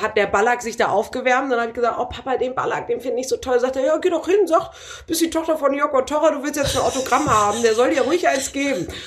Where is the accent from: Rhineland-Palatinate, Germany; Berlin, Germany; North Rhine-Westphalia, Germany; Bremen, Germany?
Bremen, Germany; Ich bin ja Bremerin